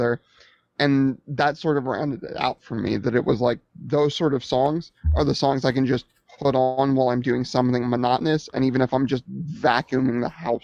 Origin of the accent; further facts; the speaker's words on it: United States; I'm American.